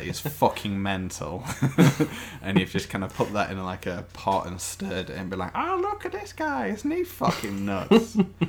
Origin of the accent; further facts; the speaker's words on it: Blackpool, North West England, United Kingdom; moved away; Blackpool, originally